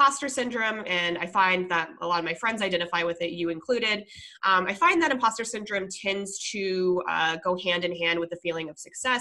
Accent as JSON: {"language": "English", "region": "Colorado", "country": "United States", "tie": "born or raised there", "also_born_or_lived": "California", "moved": "yes", "said": "my home state"}